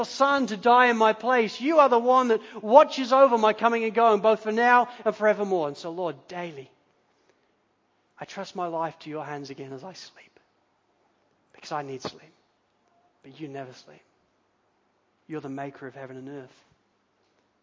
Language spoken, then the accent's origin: English; United Kingdom; now in Australia; we're British